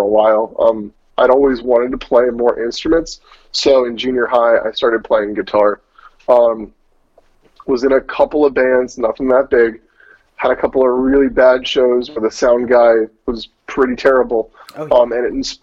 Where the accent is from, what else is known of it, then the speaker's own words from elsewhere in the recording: Souderton, Pennsylvania, United States; moved away; I'm from a town called Souderton. It's in the Lansdale-ish area, if you know anything about what's going on in Philadelphia.